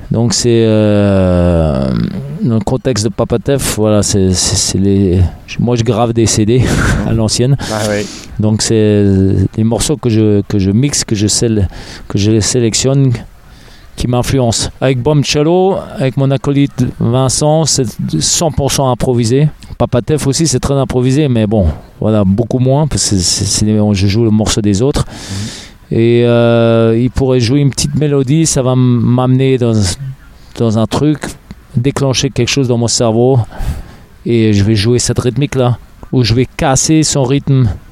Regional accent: Berlin, Germany; also born or lived in Los Angeles, United States; now in Paris, France; je tapais dans, dans ma chambre à Berlin. Je suis né à Berlin, en Allemagne, mm. Berlin-Ouest

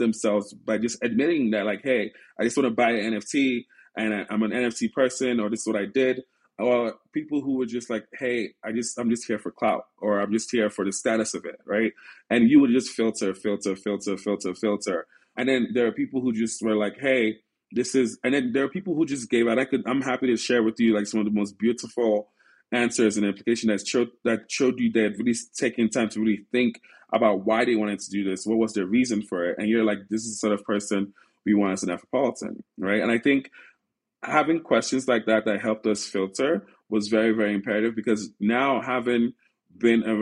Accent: Silicon Valley, California, United States; also born or lived in Nigeria; growing up in Silicon Valley, being surrounded by so much talent

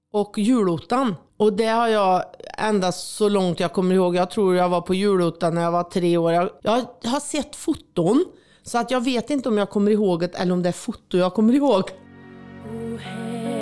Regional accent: Värmland, Sweden; born or raised there; moved away; also born or lived in Switzerland

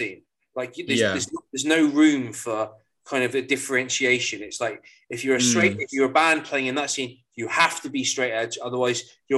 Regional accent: Cornwall, South West England, United Kingdom; where we're from, because we're both from Cornwall

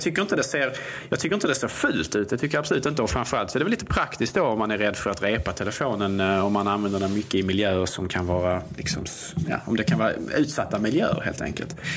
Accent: Sweden

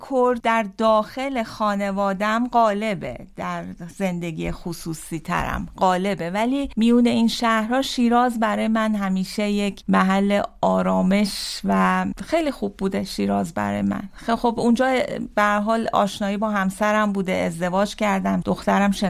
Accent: Zabol, Sistan and Baluchestan, Iran; born there; also born or lived in Tehran / Shiraz; من در زابل سیستان بلوچستان به دنیا اومدم در کمترین امکانات در خونه به دنیا اومدم

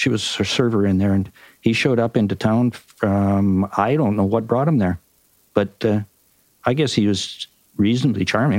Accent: Canada; accent: Canadian; you have to put up with my Canadian accent too.

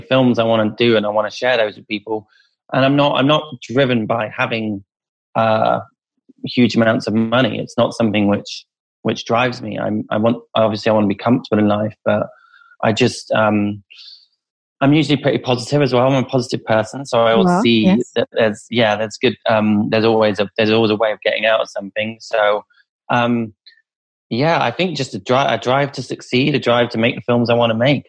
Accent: Rutland, East Midlands, United Kingdom; mine and the director's childhood of growing up in Rutland, which is in the East Midlands, smallest county in the country

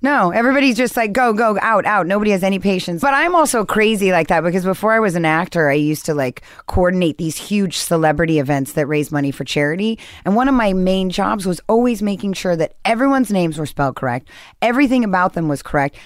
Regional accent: Newport Beach, California, United States; also born or lived in Seattle / Santa Monica; I, I grew up actually in Newport Beach

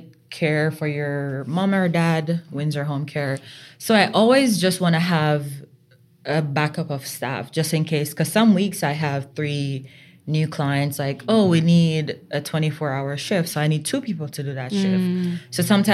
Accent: Jamaica; moved away as an adult; now in Vermont, United States; growing up in Jamaica, you know, it's small country girl.

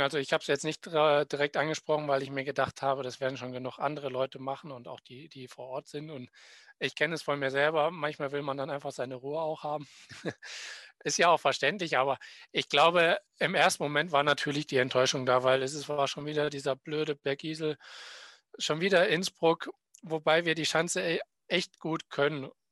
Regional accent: Willingen, Hesse, Germany; in meinem Heimatort Willingen

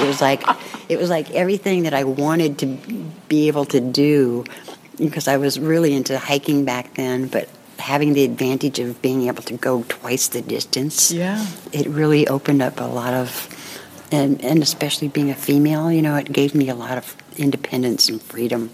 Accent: Berkeley, California, United States; now in Marin County, United States; I was born and raised in Berkeley, but been in uh, Marin since 68

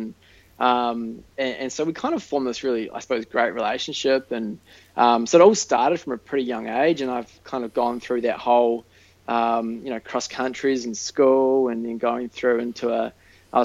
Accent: New Zealand; You know, everybody who runs in New Zealand pretty much knows who they are

